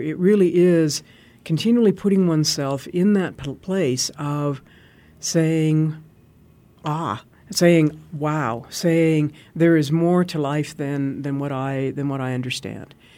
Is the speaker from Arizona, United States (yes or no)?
yes; Arizona, United States; I'm from Arizona